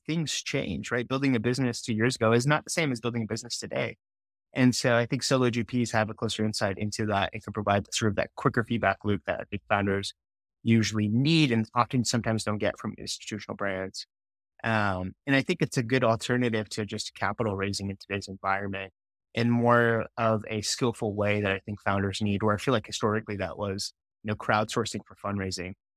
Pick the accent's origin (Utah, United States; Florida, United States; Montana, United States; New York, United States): Utah, United States; I grew up in Utah